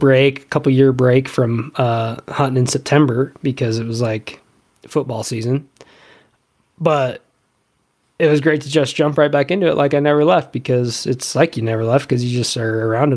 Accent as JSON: {"language": "English", "town": "Rifle", "region": "Colorado", "country": "United States", "tie": "born or raised there", "said": "I grew up in Rifle, Colorado, which was a fantastic place to grow up"}